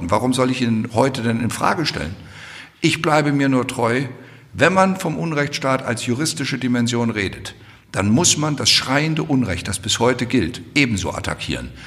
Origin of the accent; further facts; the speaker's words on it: Hesse, Germany; Ich komme aus Hessen.